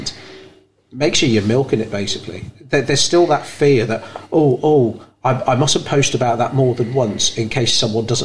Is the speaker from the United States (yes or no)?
no; Bangor, United Kingdom; I was born in Bangor